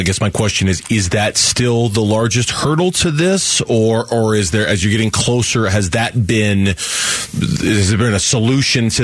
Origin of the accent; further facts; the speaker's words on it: Tempe, Arizona, United States; now in Gilbert, United States; I live in Gilbert now, but I grew up in Tempe